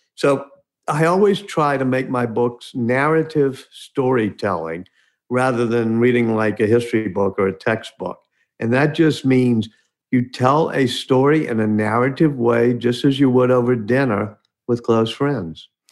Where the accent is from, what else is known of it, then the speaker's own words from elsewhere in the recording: New Orleans, Louisiana, United States; My hometown, grew up right near where Louis Armstrong grew up in central city of New Orleans